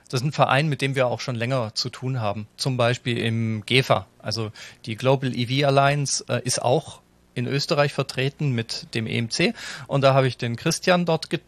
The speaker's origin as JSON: {"language": "German", "country": "Germany", "said": "ich komme nicht aus Wien, mir kann es ja eigentlich wurscht sein. Als Piefke ähm, sowieso, gleich zweimal."}